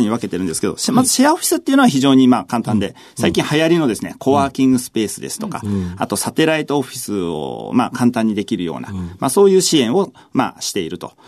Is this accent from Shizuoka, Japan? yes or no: yes; Mishima, Shizuoka, Japan; 静岡県のあの、伊豆のですね、三島市というところですね